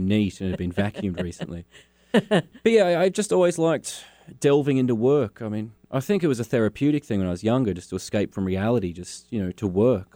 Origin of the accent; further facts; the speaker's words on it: Launceston, Tasmania, Australia; also born or lived in Hobart, Tasmania; I grew up in Launceston.